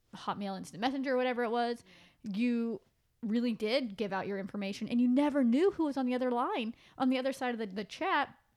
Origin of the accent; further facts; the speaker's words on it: Pacific Northwest, United States; moved away; I'm from the Pacific Northwest and where I went to school, ninth grade was in junior high.